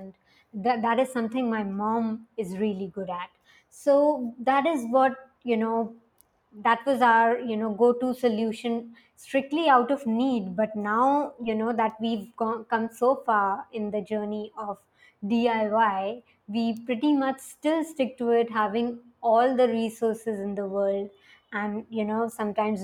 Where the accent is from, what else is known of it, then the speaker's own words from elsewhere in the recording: India; I grew up in a small town in India.